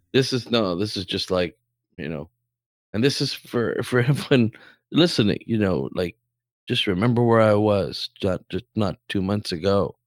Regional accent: Canada; I'm forty-seven and I'm Canadian for my whole life

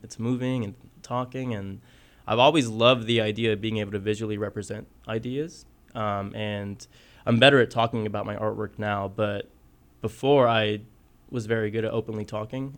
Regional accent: Southwest Kansas, United States; moved away as an adult; also born or lived in Guerrero, Mexico / Texas; now in Kansas City, United States; I grew up in Southwest Kansas. originally from Mexico. Uh, I moved to the United States when I was three with my family

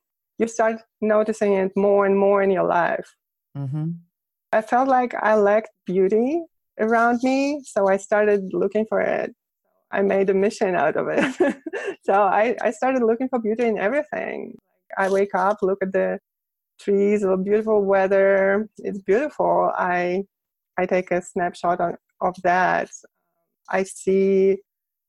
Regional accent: Moscow, Russia; first language Russian; English is a second language; moved away as an adult; now in United States; I'm from Russia, Moscow

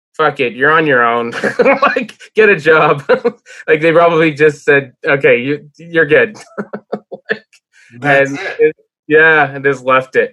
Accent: Montreal, Quebec, Canada; when I was a kid growing up in Verdun

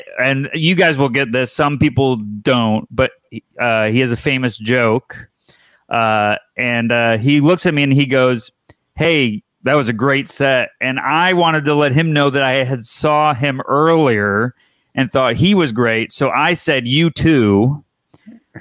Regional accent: Syracuse, New York, United States; I'm from Syracuse, New York

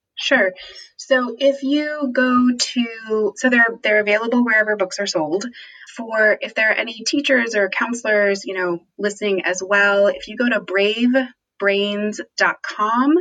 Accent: United States; as white people growing up in the United States

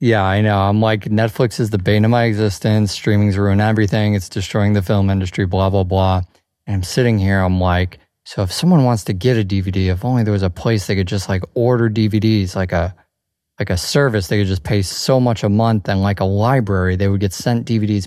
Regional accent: Chicago, Illinois, United States; growing up in Chicago

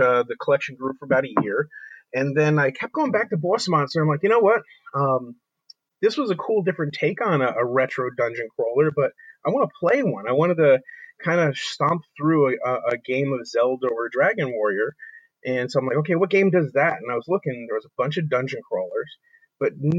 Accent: New Jersey, United States; I'm a kid from New Jersey

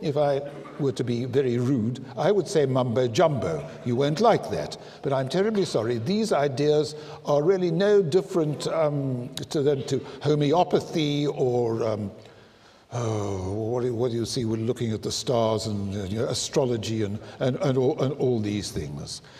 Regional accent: South Africa; I'm South African

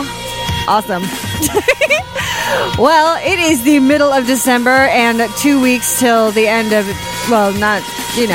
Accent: Sheboygan, Wisconsin, United States; born or raised there

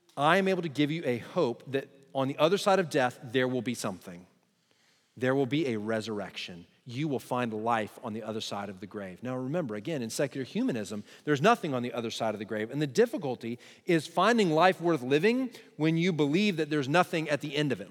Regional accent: Texas, United States; I'm Texan

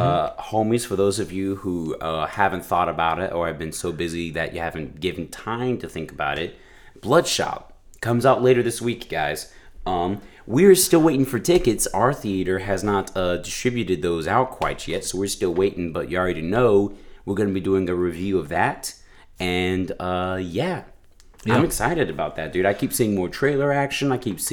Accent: Southern United States, United States; accent: American; We don't have Southern accents, even though we were born and raised in the South.

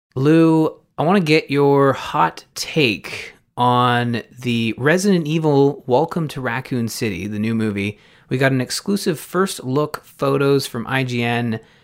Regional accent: Canada; as a Canadian

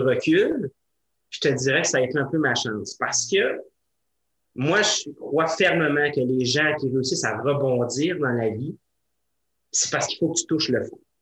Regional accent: Sainte-Catherine, Quebec, Canada; dans mon patelin natal à Sainte-Catherine

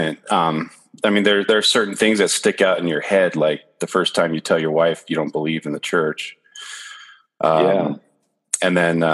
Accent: San Gabriel Valley, California, United States; I grew up in the sister San Gabriel Valley

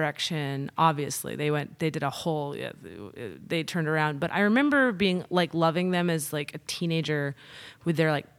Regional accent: New York, United States; now in Nashville, United States; I'll say, oh, I'm from Nashville right now, you know? And people have this like reverence in their eyes of like, oh, Nashville. And I didn't get the same thing when I said, oh, I'm from New York.

